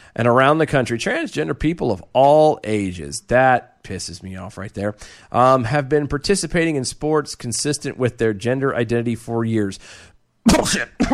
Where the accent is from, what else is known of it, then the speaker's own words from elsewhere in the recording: United States; as the American people